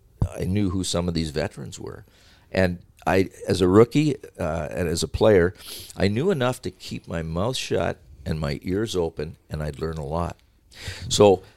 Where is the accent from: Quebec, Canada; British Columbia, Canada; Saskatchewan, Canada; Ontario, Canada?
Ontario, Canada; Sarnia; my hometown in Sarnia